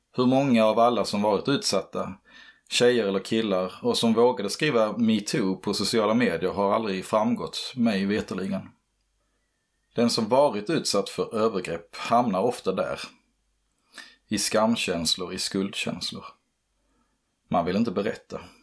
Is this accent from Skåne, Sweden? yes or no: yes; Örkelljunga, Skåne, Sweden; Hemmet jag växte upp i låg utanför Örkelljunga i Boalt.